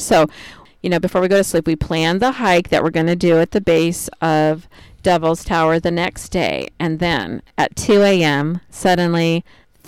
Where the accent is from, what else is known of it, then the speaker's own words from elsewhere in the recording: Salem, Oregon, United States; when I was growing up in Salem, Oregon